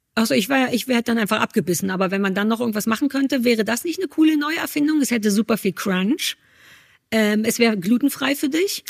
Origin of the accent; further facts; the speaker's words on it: Berlin, Germany; bei uns in Berlin